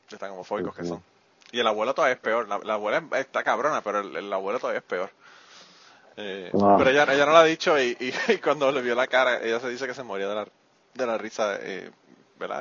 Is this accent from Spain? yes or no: no; Puerto Rico; now in United States; yo soy boricua